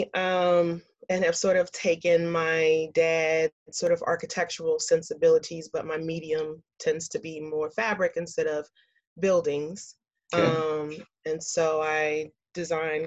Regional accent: Columbia, South Carolina, United States; moved away; Born and raised in Columbia, South Carolina, grew up in the South, military brat

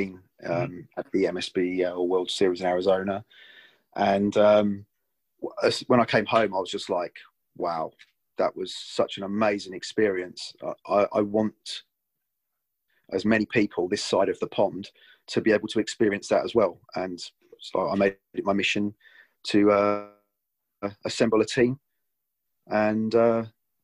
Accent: South of England, United Kingdom; I am a southerner.

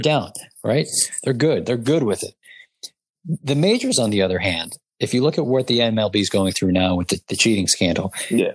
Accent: New York, United States; we're from New York

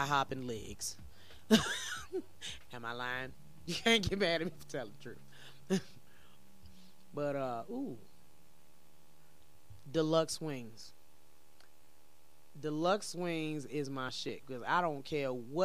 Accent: Virginia, United States; now in Colorado, United States; I ain't from Colorado. I'm from Virginia, but I've been here for 15 years.

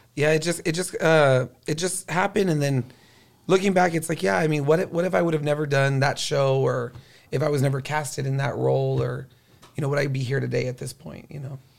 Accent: Corpus Christi, Texas, United States; now in San Antonio, United States; I was from Corpus Christi, and it's by the water

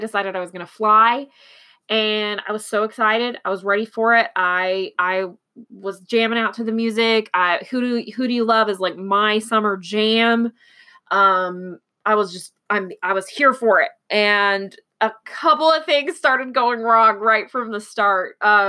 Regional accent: Texas, United States; born there; I am not from Houston. I do speak Texan, I guess, because I was born in Texas, little known fact.

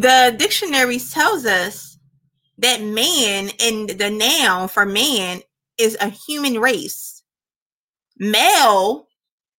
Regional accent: United States; born or raised there

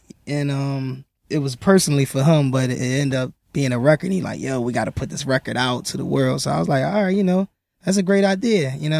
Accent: Philadelphia, Pennsylvania, United States; I'm from Philly

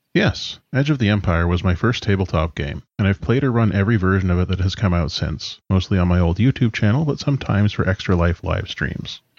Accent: British Columbia, Canada; I'm from BC in Canada.

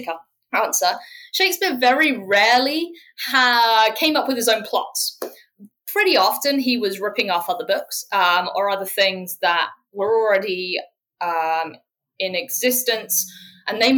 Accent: near Cambridge, East of England, United Kingdom; I grew up near Cambridge

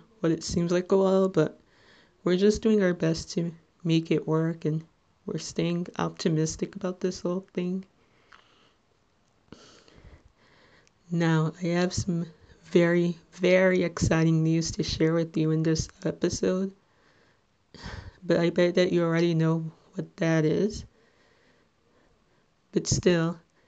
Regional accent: Little Ferry, New Jersey, United States; I'm 22 years old and I'm from Little Ferry, New Jersey

